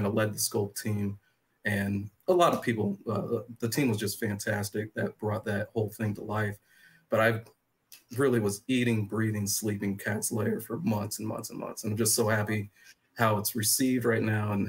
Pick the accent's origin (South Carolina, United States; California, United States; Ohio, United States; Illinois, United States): Illinois, United States; I was born and raised in Illinois back in 87